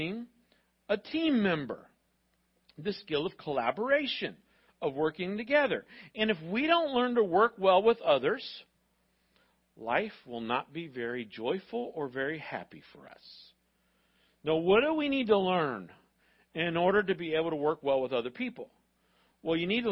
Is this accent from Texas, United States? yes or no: no; Florida, United States; when I was growing up in Florida schools